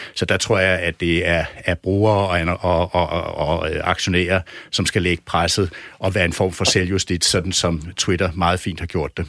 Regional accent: Denmark; som dansker og som europæer, som dansk journalist

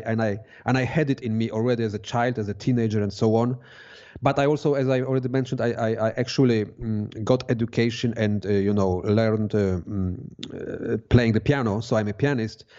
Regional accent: Poland; moved away as an adult; now in Switzerland; I come from Poland

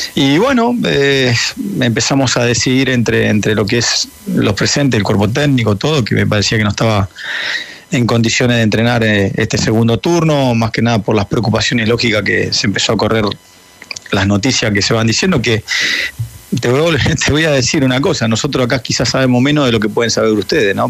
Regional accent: Argentina; now in Guayaquil, Ecuador; yo también vivo acá y soy argentino

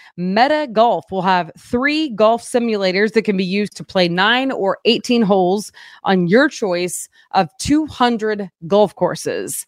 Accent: Fort Gibson, Oklahoma, United States; moved away; I'm from Fort Gibson.

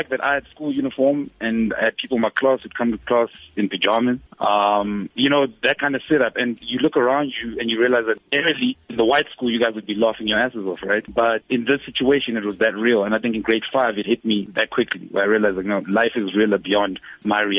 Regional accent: Johannesburg, Gauteng, South Africa; also born or lived in Zimbabwe; yeah well i think my experience because i grew up in in Joburg the north of Joburg

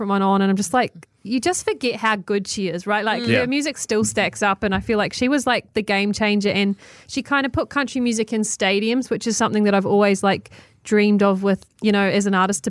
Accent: Waimate, Canterbury, New Zealand; obviously growing up in New Zealand and just, like, none of my friends like country music because it just wasn't really a thing.

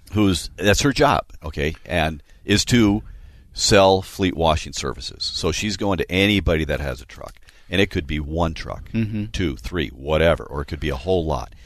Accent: Minnesota, United States; we're from Minnesota, too.

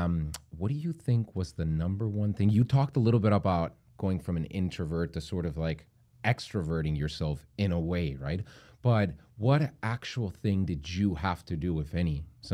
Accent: Tijuana, Baja California, Mexico; I'm from Tijuana.

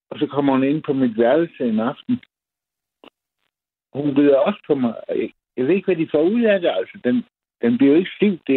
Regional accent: Funen, Southern Denmark, Denmark; mit barndomshjem, en stor, en stor gård øh, på Fyn.

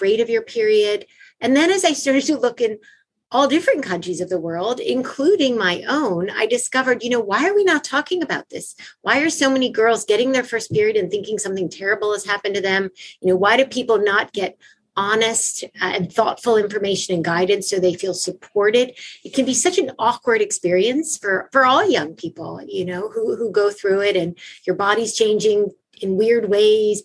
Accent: Baltimore, Maryland, United States; moved away as an adult; also born or lived in Eritrea; I went to an all-girls school growing up in Baltimore, Maryland

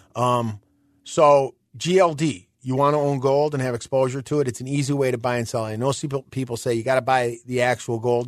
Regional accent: Illinois, United States; we're from Illinois

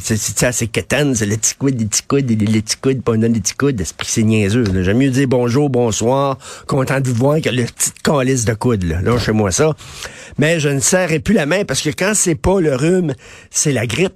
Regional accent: Quebec, Canada; on est tous des Québécois

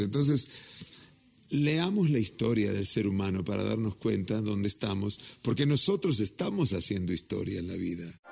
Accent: Mexico; soy mexicano hasta las pampas

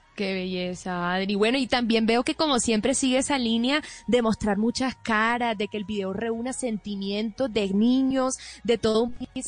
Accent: Barranquilla, Atlántico, Colombia; mi infancia en Barranquilla

